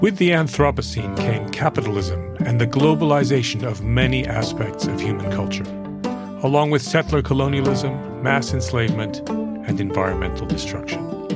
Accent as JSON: {"language": "English", "town": "Stony Brook", "region": "New York", "country": "United States", "tie": "born or raised there", "moved": "yes", "lives_now": "United Kingdom", "said": "William Sidney Mount is the hometown painter of where I grew up on Long Island"}